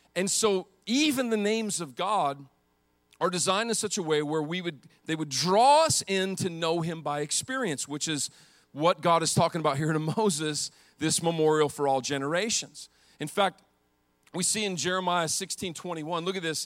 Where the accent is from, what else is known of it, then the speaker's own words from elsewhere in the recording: Montana, United States; I grew up in Montana where the men are men and the sheep are nervous.